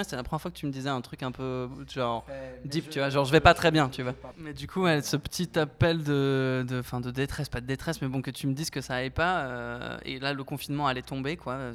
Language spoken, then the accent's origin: French; Paris, Île-de-France, France; also born or lived in Flayosc, Provence; Je suis parisien, euh, cent pour cent. Je suis né dans le sud, quand même. Je suis né à Draguignan